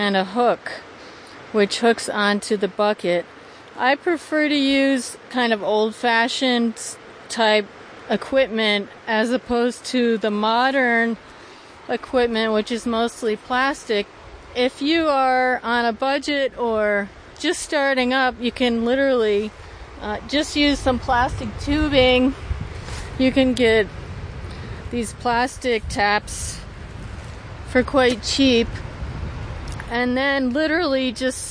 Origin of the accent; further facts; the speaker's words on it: Oneonta, New York, United States; now in Tusten, United States; I grew up in Oneonta, New York, which is the Upper Catskills